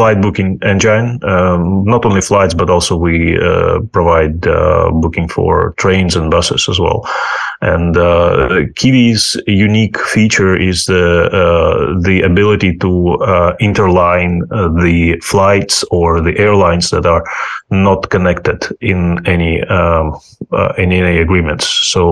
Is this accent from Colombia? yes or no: no; Ukraine; English is a second language; moved away as an adult; also born or lived in United States / United Kingdom / New Zealand / Germany; now in Spain; I'm originally from Ukraine.